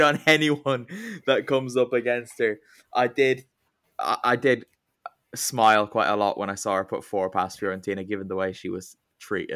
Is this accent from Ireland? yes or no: yes; Ireland; I'm Irish